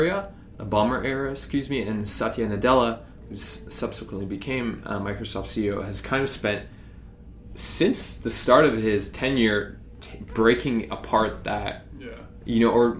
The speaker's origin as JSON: {"language": "English", "country": "Canada", "said": "as a Canadian"}